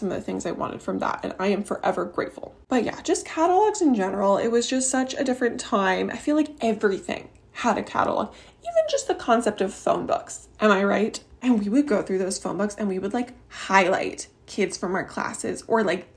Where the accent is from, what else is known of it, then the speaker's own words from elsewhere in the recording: Canada; I am from Canada